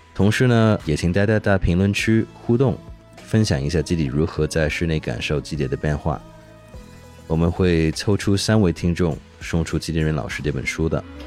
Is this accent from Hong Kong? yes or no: yes; Hong Kong; 虽然我是香港，生是香港人呢